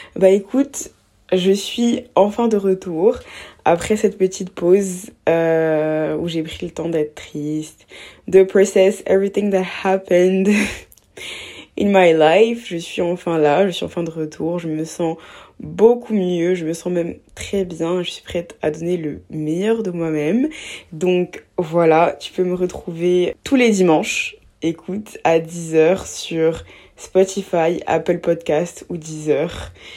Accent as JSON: {"language": "French", "region": "Abidjan", "country": "Côte d’Ivoire", "tie": "born or raised there", "said": "j'ai grandi en Côte d'Ivoire, à Abidjan, donc en Afrique"}